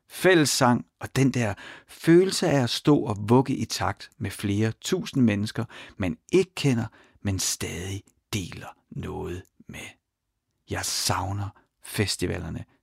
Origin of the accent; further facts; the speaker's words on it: Ry, Central Denmark Region, Denmark; Jeg er vokset op i Ry